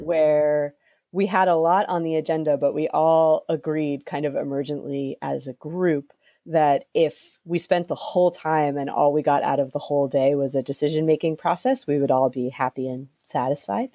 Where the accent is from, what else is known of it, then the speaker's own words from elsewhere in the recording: New England, United States; because I'm from New England